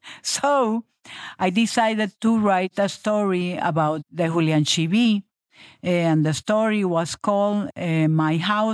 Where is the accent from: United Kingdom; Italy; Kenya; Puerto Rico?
Puerto Rico; from Puerto Rico